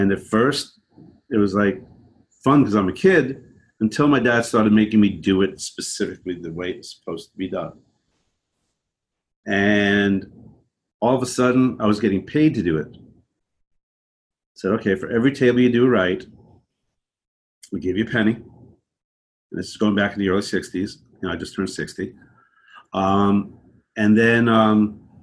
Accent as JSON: {"language": "English", "area": "Long Island", "region": "New York", "country": "United States", "tie": "born or raised there", "also_born_or_lived": "Brooklyn, New York / Connecticut", "said": "I'm from New York, born in Brooklyn, raised out on Long Island, and then eventually upstate in the mountains."}